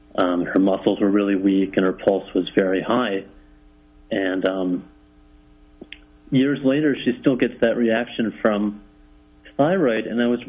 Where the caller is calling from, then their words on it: Mexico; Hi, I'm calling from Mexico.